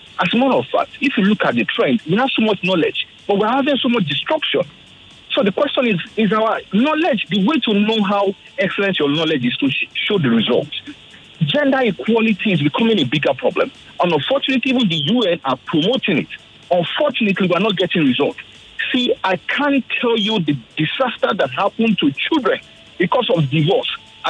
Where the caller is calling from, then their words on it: Lagos, Nigeria; I'm calling from Lekki.